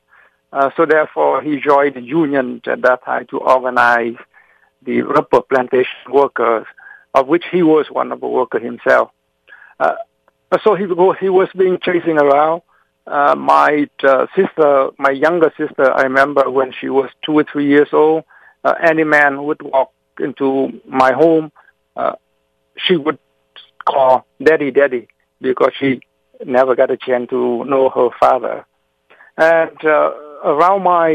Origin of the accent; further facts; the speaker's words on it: South Vietnam, Vietnam; now in Massachusetts, United States; I was born in South Vietnam